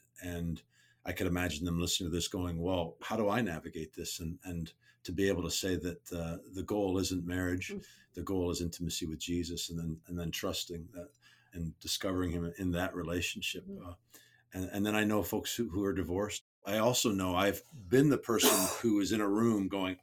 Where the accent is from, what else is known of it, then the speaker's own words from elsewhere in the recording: Canada; I'm Canadian too